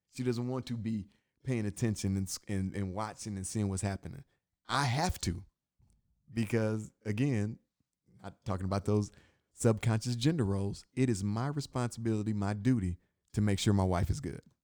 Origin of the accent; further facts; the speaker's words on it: Inkster, Michigan, United States; being from where I'm from, I'm from Inkster, Michigan, right outside Detroit